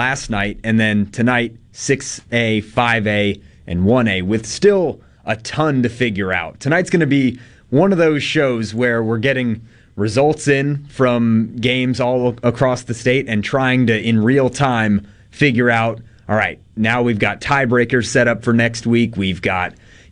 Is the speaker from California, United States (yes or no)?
no; Atlanta, Georgia, United States; moved away as an adult; now in Mississippi, United States; I am going back to my hometown of Atlanta